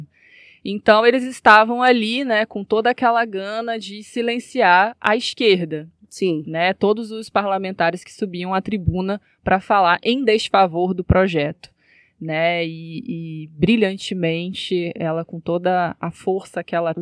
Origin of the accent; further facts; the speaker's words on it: Rio de Janeiro, Brazil; Eu venho, né, da, da zona norte do Rio de Janeiro